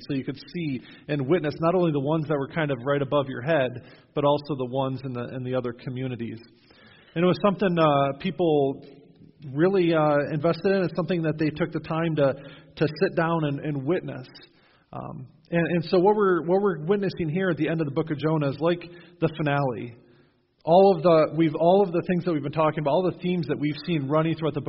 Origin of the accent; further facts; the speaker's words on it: Western New York, United States; now in New Knoxville, United States; When I was growing up in Western New York